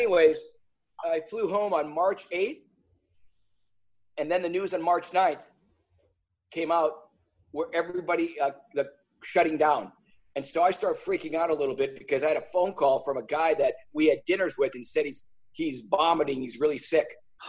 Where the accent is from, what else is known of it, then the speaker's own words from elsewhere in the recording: Wisconsin, United States; also born or lived in California; I came from Wisconsin and went to California